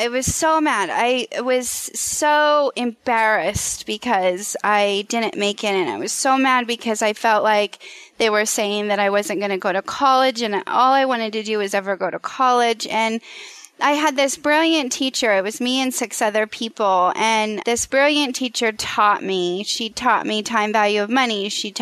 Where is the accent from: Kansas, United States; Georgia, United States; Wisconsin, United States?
Kansas, United States; Western; I was raised in Western Kansas in a small town